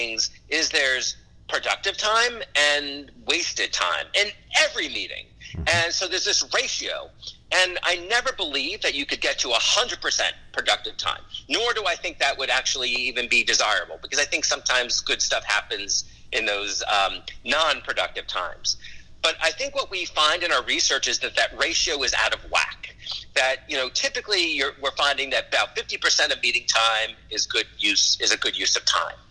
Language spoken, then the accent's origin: English; Los Angeles, California, United States; also born or lived in New York City; now in Charlotte, United States; I was born in New York City, but I grew up in Los Angeles